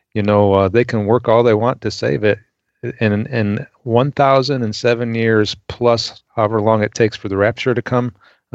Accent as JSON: {"language": "English", "region": "Illinois", "country": "United States", "tie": "born or raised there", "moved": "yes", "said": "I grew up in Illinois."}